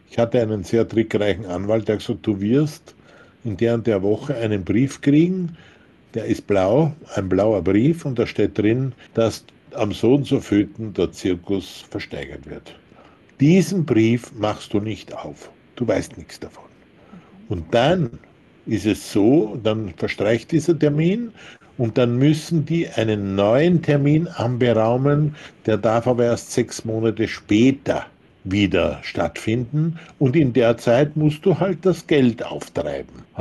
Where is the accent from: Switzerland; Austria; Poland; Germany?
Austria; wir waren in Österreich, ich bin ja Österreicher